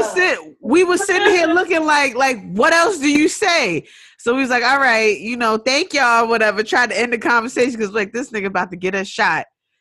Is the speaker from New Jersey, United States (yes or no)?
no; New York City, New York, United States; we was from Rockaway